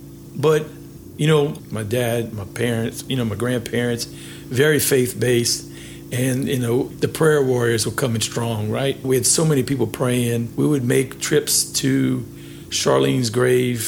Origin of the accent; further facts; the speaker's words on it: Milton, Louisiana, United States; also born or lived in Lafayette, Louisiana; I actually grew up in Milton, Louisiana, where that's where my roots are